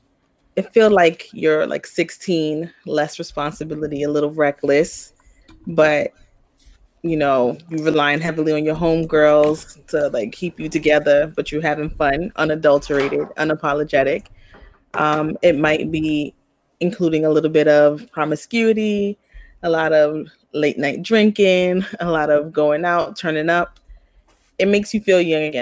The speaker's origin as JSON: {"language": "English", "town": "New York City", "region": "New York", "country": "United States", "first_language": "Spanish", "second_language": "English", "said": "from Flatbush, Brooklyn"}